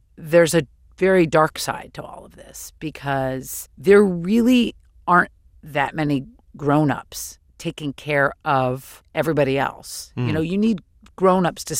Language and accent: English; San Francisco, California, United States; San Francisco is a town, it's my hometown